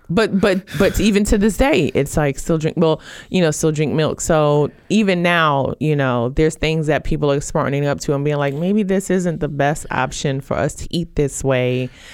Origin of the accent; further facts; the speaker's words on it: Brooklyn, New York, United States; growing up in Brooklyn, New York, I grew up in a, a food desert